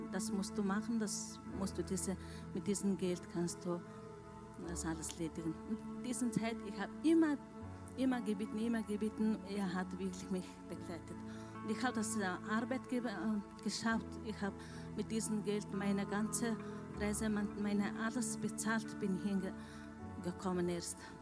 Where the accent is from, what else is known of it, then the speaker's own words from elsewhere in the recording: Mongolia; German is a second language; also born or lived in Vienna, Austria; now in Lustenau, Austria; ich komme aus Wien, aber seit Jänner bin ich in Lustenau. Ja, ich bin ursprünglich Mongolen